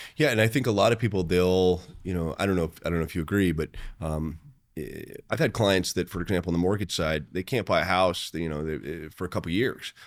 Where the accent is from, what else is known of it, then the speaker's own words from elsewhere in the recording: Tucson, Arizona, United States; now in Chicago, United States; I'm from Tucson